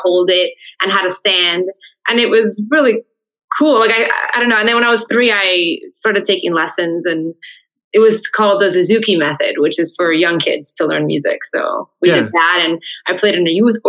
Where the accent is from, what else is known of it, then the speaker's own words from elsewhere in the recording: Miami, Florida, United States; my dad came from Havana, Cuba. My mom from Santiago. And then they met in Miami, and I was born in Miami